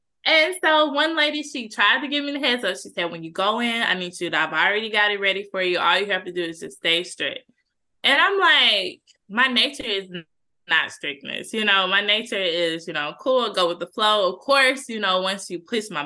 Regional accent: Cedar Hill, Texas, United States; I grew up in Cedar Hill.

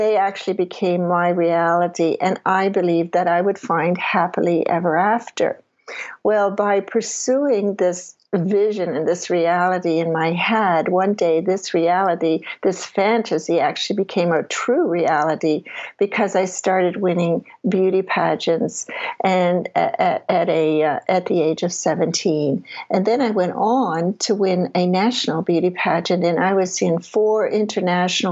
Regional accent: Prince Edward Island, Canada; I grew up in Prince Edward Island, Canada

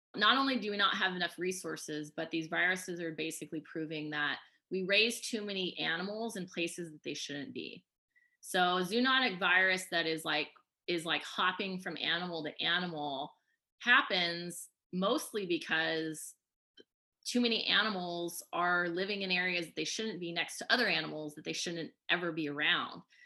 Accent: Oklahoma, United States; moved away; I grew up in Oklahoma too

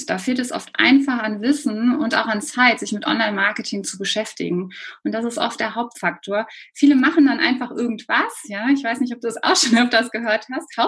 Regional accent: Cologne, North Rhine-Westphalia, Germany; Ähm, ja, wie du schon sagst … ich bin aus Köln.

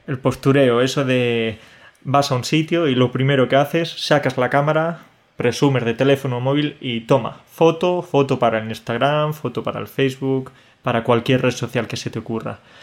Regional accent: Spain; a los españoles

